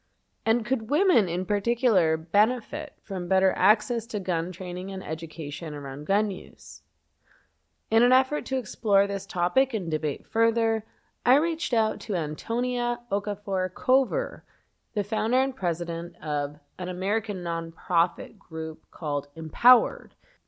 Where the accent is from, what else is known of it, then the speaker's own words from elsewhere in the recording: Canada; As a lifelong feminist and leftist, born and raised in Canada